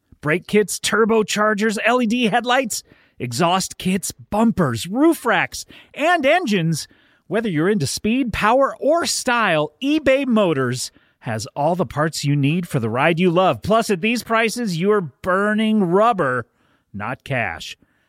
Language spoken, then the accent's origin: English; Bronx, New York, United States; I'm from the Bronx.